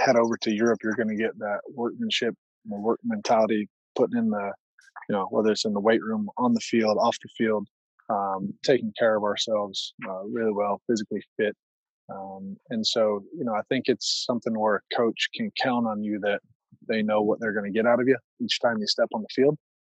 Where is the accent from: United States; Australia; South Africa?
United States